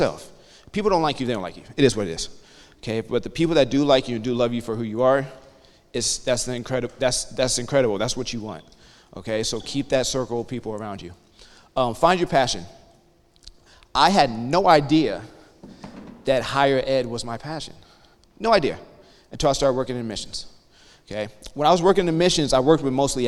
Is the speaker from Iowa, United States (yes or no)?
no; outside Columbus, Western Ohio, United States; I'm originally from Western Ohio, right outside of Columbus, Ohio